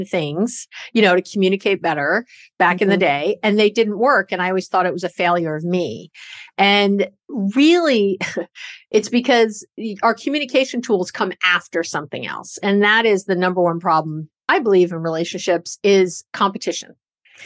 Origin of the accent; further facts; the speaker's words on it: New York, United States; now in Bay Area, California, United States; I'm a Jew from New York